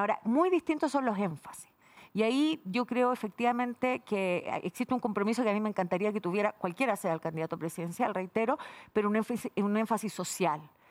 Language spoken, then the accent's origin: Spanish; Valparaíso, Chile; por la región de Valparaíso, que es donde yo nací, donde viví toda mi, juventud, donde estudié incluso también.